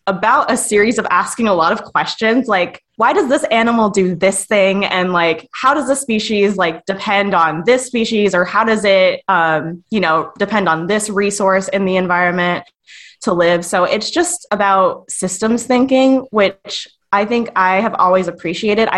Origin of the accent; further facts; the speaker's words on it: Long Beach, California, United States; moved away as an adult; now in Oregon, United States; I grew up in Long Beach, California, so I am, like, 20 minutes from the Pacific Ocean